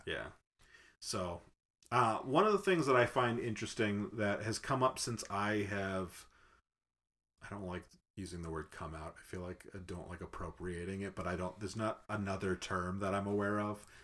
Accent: Massachusetts, United States; I was raised Catholic in Massachusetts

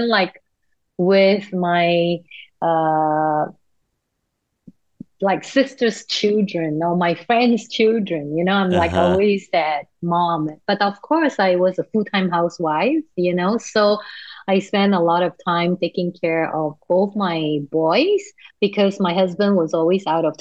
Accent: Singapore; first language Cantonese; English is a second language; moved away as an adult; now in United States; I'm originally from Singapore. Mm. I speak Cantonese

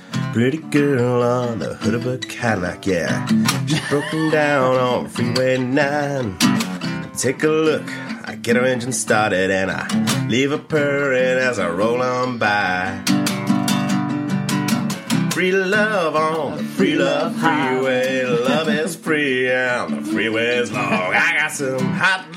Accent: Cardiff, Wales, United Kingdom; Cardiff. Yeah. I went to Ysgol y Wern

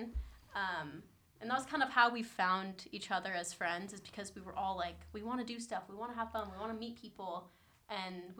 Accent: San Diego, California, United States; I'm from San Diego

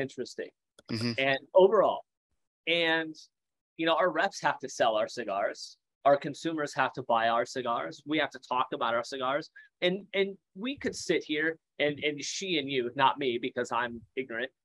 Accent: Iowa, United States; I grew up in Iowa, right? Small town, Iowa, 1,300 people in my massive town.

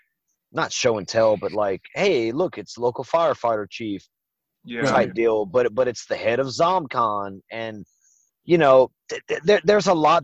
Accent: United States; my experience as an American

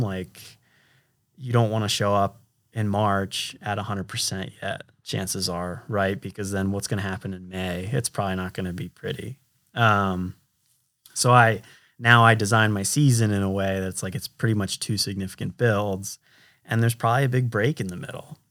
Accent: United States; I'm an American

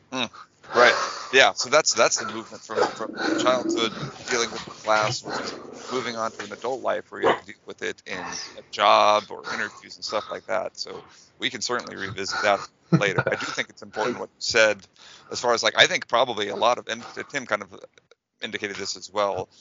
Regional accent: United States; also born or lived in near San Diego, California; as an American layman

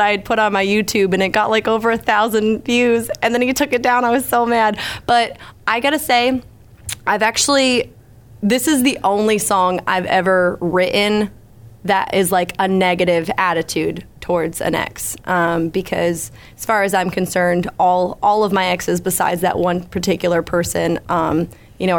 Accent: Lakeville, Massachusetts, United States; moved away as an adult; now in Nashville, United States; I'm originally from Lakeville, Massachusetts

